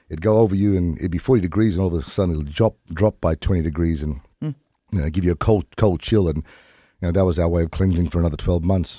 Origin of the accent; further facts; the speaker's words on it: lower Gulf of Carpentaria, Queensland, Australia; I'm from the Whanyi, Garawa, and Gangalita tribes of the lower Gulf of Carpentaria